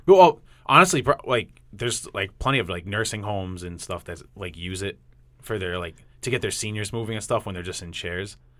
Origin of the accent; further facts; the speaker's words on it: New England, United States; accent: New England; my New England accent's coming out.